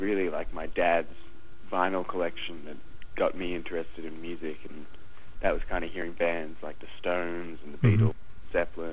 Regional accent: Australia; moved away as an adult; someone who plays guitar and comes from Australia

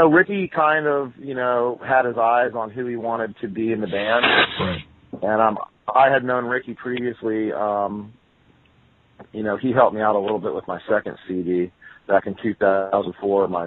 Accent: Florida, United States; born there; Of course, I was born in Florida, and I grew up as a kid listening to all the southern stuff

